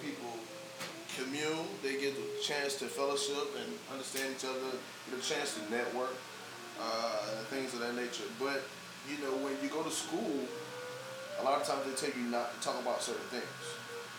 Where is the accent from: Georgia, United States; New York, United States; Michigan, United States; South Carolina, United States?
South Carolina, United States; moved away as an adult; now in Los Angeles, United States; growing up in South Carolina, where I went to school